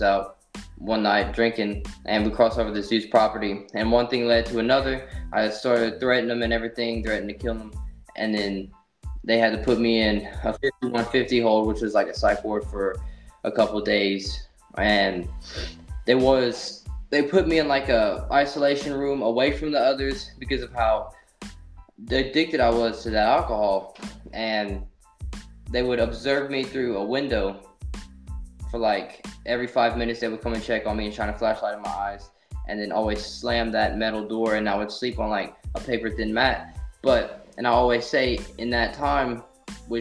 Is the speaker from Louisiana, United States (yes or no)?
yes; Simmesport, Louisiana, United States; I was raised in Simsport, Louisiana, you know, adopted. My descendants is actually Cuban, but I'm raised in Louisiana